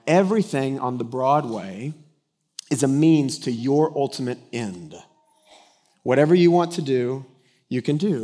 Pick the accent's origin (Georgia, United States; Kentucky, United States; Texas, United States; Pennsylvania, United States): Texas, United States; Denton; I grew up in Denton, Texas, that's been under construction since its inception